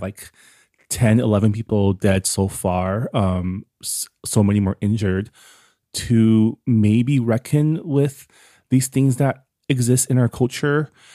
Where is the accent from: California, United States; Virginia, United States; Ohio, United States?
California, United States; San Gabriel; I grew up in San Gabriel, which is one city a, away from Monterey Park.